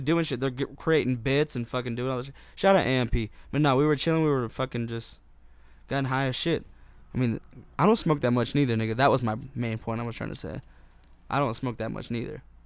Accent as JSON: {"language": "English", "region": "Utah", "country": "United States", "tie": "born or raised there", "said": "in my high school here in Utah"}